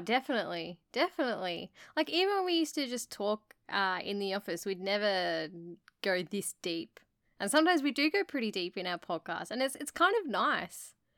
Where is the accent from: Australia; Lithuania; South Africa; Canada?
Australia; we're from Australia